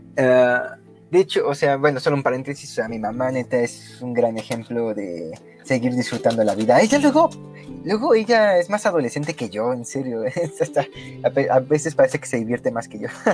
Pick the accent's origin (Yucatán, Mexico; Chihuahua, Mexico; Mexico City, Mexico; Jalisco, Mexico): Mexico City, Mexico; also born or lived in Coyoacán, Mexico City; yo crecí en Lindavista, que yo, yo viví en Lindavista hasta mis 14 años